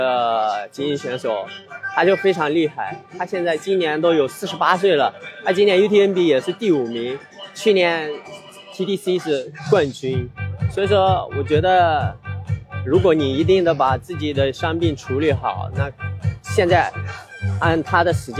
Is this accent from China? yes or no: yes; China; 这种能量爆发出来，然后让他们看到我们中国人也可以做。